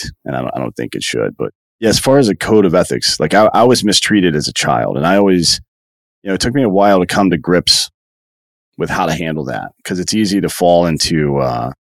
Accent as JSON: {"language": "English", "region": "South Carolina", "country": "United States", "tie": "born or raised there", "said": "I grew up in upstate South Carolina near Clemson University"}